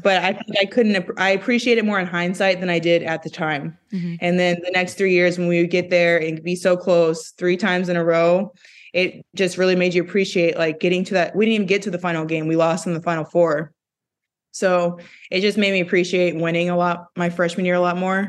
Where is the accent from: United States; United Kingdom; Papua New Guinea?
United States; Jefferson City, Missouri; moved away as an adult; also born or lived in Connecticut / Minnesota; now in Minneapolis, United States; we're all from Missouri